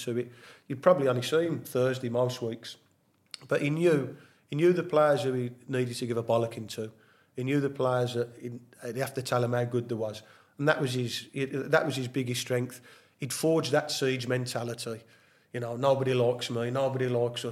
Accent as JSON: {"language": "English", "town": "Birmingham", "region": "West Midlands", "country": "United Kingdom", "tie": "born or raised there", "said": "Birmingham's my hometown, I used to watch them as a kid"}